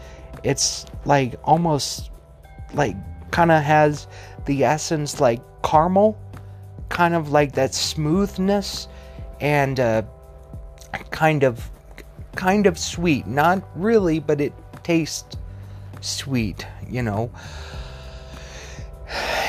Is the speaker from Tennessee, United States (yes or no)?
yes; Tennessee, United States; born there; also born or lived in Missouri / Colorado / Wyoming; Growing up in Tennessee, I'm from Tennessee, but I grew up more in Missouri and then Colorado and then Wyoming.